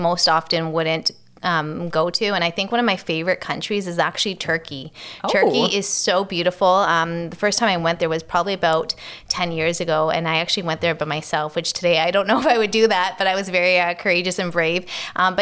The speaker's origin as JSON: {"language": "English", "town": "Toronto", "region": "Ontario", "country": "Canada", "tie": "born or raised there", "said": "So I grew up in Hyde Park area, inside of Toronto"}